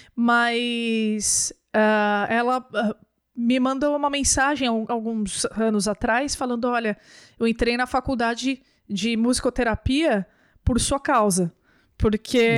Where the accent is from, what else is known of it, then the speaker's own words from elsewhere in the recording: São Bernardo do Campo, São Paulo, Brazil; Eu, eu sou de São Bernardo do Campo, né? São Paulo